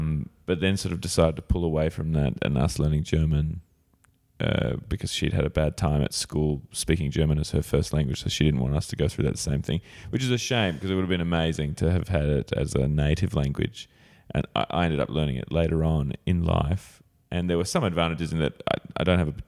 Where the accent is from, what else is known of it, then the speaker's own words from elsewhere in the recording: Sydney, New South Wales, Australia; born there; I was born actually here in Sydney. I was a home birth in Surrey Hills.